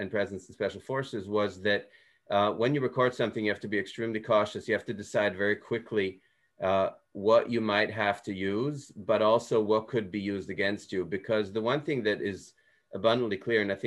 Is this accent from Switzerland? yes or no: yes; Switzerland; moved away; I grew up in Switzerland and Swiss German is kind of a dialect